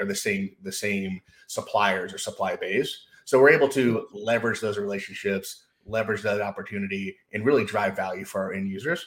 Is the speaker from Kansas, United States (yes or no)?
no; Knoxville, Tennessee, United States; growing up in the States, down in, kind of in the South in Knoxville, Tennessee.